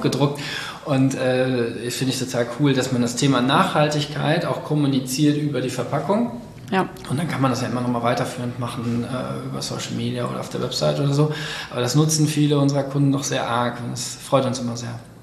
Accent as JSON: {"language": "German", "town": "Cologne", "region": "North Rhine-Westphalia", "country": "Germany", "said": "ich komme ja aus Köln, aus der Innenstadt irgendwo und mein ganzer Freundeskreis ist im Endeffekt auch hier"}